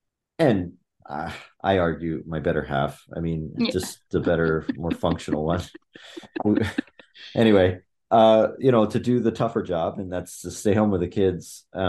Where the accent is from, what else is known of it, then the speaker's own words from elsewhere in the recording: Chiang Mai, Thailand; My parents took my sister and I halfway around the world to Thailand when I was 7, and I grew up in Chiang Mai, Thailand.